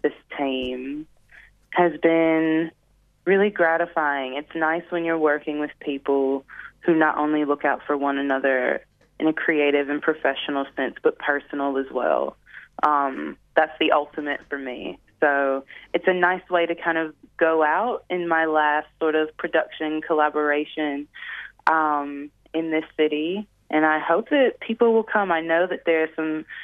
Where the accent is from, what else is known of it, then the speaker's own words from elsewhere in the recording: Detroit, Michigan, United States; moved away; Detroit, which is my hometown